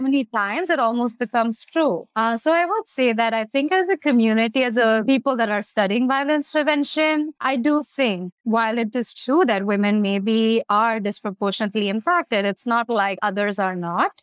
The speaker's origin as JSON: {"language": "English", "country": "India", "moved": "yes", "said": "I'm obviously from India, so growing up in the South Asian community"}